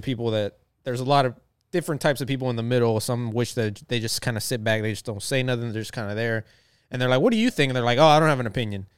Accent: Texas, United States; I am from Texas, from the South

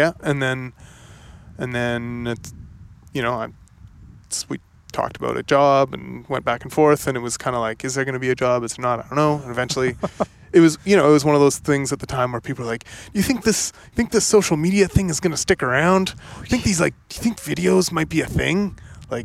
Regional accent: Oliver, British Columbia, Canada; I'm from Oliver.

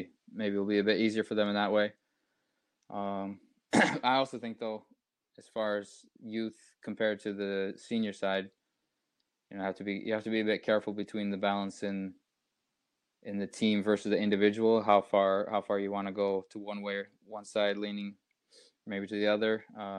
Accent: United States; Growing up in the United States

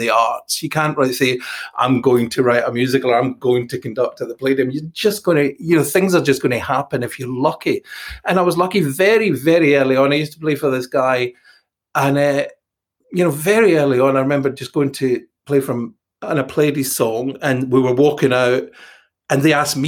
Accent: Dalmellington, Scotland, United Kingdom; moved away as an adult; also born or lived in Glasgow / London; we don't call it East Ayrshire. We call, I don't know what we call it, Doon Valley, Dunmellington

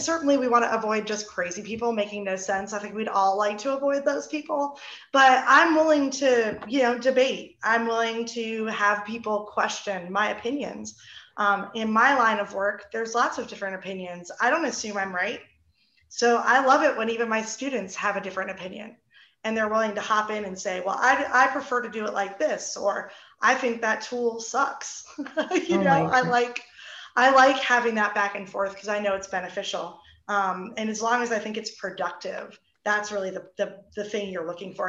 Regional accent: New Jersey, United States; we're both from New Jersey

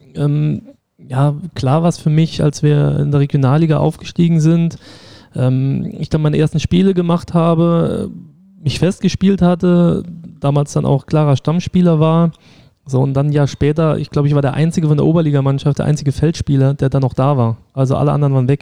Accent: St. Ingbert, Saarland, Germany; also born or lived in Saarbrücken (Dudweiler); ich bin in Saarbrücken auch geboren, also in Dudweiler, äh, komme aber aus St. Ingbert, habe da immer in der Jugend einen Verein gespielt

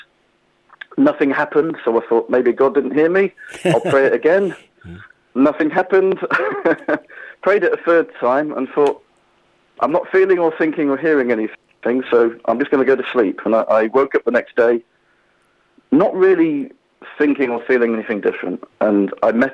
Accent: Peterborough, East of England, United Kingdom; my hometown of Peterborough in Cambridgeshire

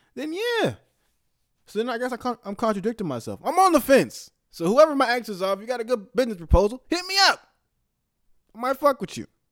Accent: the Bay Area, California, United States; my hometown, the Bay Area

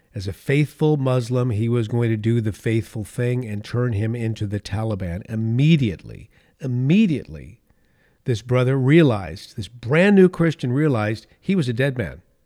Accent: California, United States; my home state of California, the state of my birth

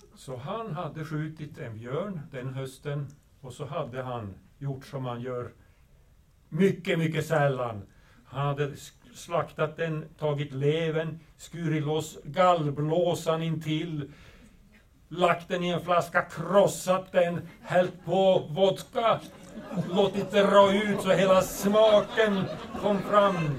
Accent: northern Sweden, Sweden; jag kommer från Nordsverige, väldigt, väldigt långt ifrån storbyarna

